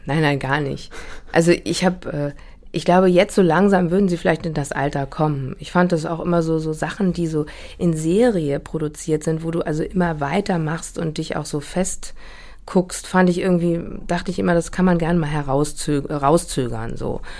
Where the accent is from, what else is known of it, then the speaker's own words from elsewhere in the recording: Hamburg, Germany; also born or lived in Hanover; Also ich bin wirklich in dieser großen Brunnenstraße aufgewachsen und habe die auch erst mit 41 äh, verlassen